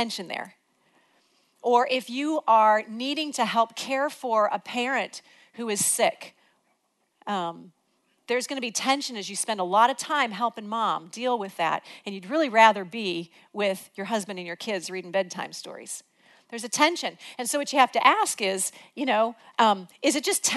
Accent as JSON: {"language": "English", "region": "Illinois", "country": "United States", "moved": "yes", "said": "We're from Illinois"}